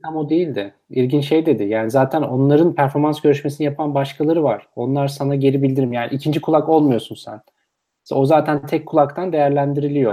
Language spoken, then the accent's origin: Turkish; Turkey; biz Türkiye'de